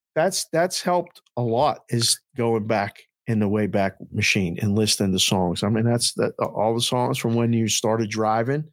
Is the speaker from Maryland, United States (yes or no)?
no; Pittsburgh, Pennsylvania, United States; I was a kid from Pittsburgh who grew up